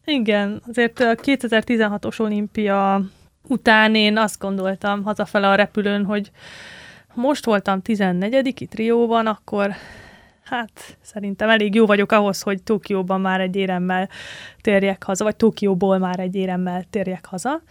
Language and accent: Hungarian; Tihany, Veszprém County, Hungary; Tihanyba jártam általános iskolába